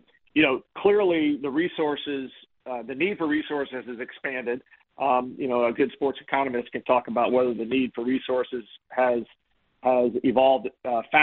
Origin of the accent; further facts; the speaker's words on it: Chapel Hill, North Carolina, United States; I grew up in Chapel Hill on Tobacco Road